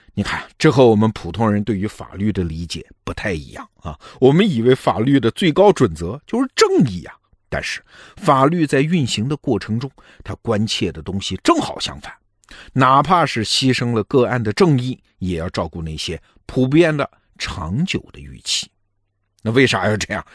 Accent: China; 对于我们中国人来说

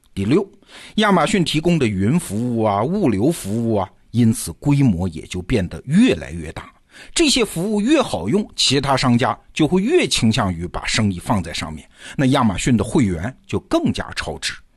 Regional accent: China; 就像我们中国人用的淘宝或者是京东那样

